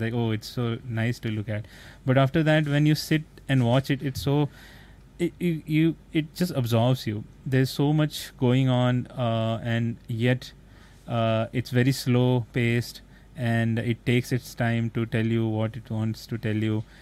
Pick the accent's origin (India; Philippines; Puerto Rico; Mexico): India; as an Asian because I'm from India, so India is also Asian